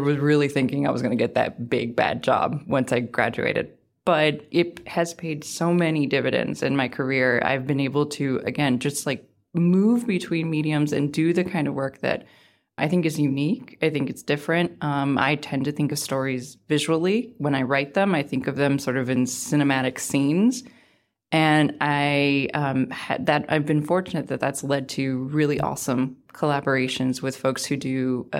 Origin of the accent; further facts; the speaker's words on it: Maryland, United States; So I was sent to cover the county in which I grew up in Prince George's County, Maryland